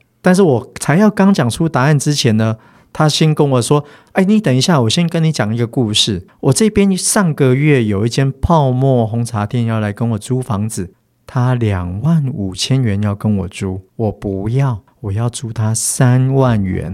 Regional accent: Yilan, Yilan County, Taiwan; 我从小就在宜兰市长大

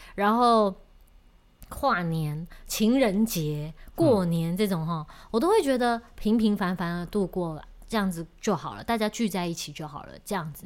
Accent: Taiwan; 我们台湾人

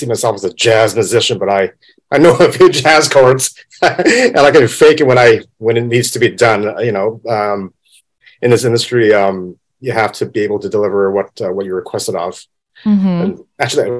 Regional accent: Vancouver, British Columbia, Canada; moved away as an adult; now in Hong Kong; I'm born in Hong Kong, but I grew up in Vancouver, Canada. So I'm from Vancouver.

